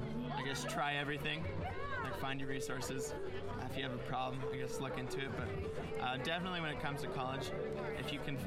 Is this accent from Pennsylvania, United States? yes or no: no; Colorado, United States; So I'm from Colorado, from a very small rural town in southeastern Colorado.